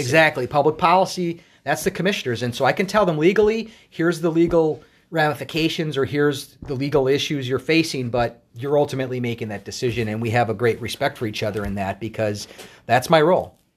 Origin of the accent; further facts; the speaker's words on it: Wauwatosa, Wisconsin, United States; moved away as an adult; also born or lived in Madison, Wisconsin; now in Minnesota, United States; I was born and raised in Wauwatosa, Wisconsin, which is a suburb of Milwaukee.